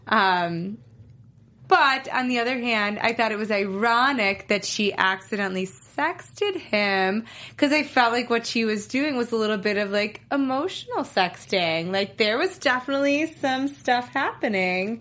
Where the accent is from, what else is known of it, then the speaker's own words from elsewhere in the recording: New York, United States; I grew up in New York, so I used to go camping a lot